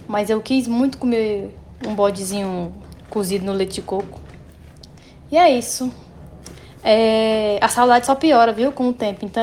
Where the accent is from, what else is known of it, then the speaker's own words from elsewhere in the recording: Piauí, Brazil; also born or lived in São Paulo; Eu sou do Piauí e eu morei três anos em São Paulo.